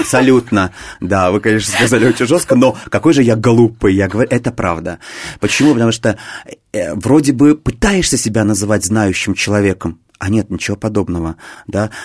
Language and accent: Russian; Cheboksary, Chuvashia, Russia; now in Moscow, Russia; я не из Москвы, я родом из Чебоксар, есть такой небольшой город